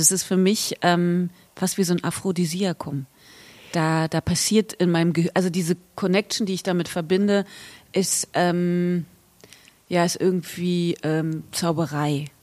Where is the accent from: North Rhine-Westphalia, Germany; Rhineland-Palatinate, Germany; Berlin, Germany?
Berlin, Germany; ich bin hier geboren und aufgewachsen